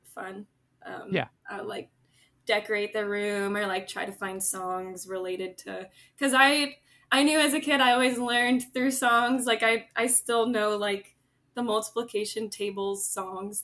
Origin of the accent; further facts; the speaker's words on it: Fort Lauderdale, Florida, United States; moved away as an adult; also born or lived in Orlando, Florida; now in Portland, United States; growing up in South Florida